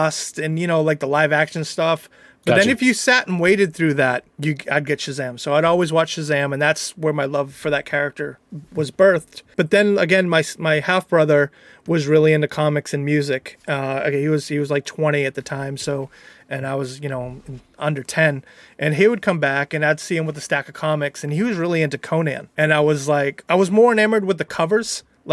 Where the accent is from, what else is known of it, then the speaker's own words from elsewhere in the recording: Plympton, Massachusetts, United States; also born or lived in Boston; I grew up in Plimpton, which, if you don't know, is the hometown of Deborah Sampson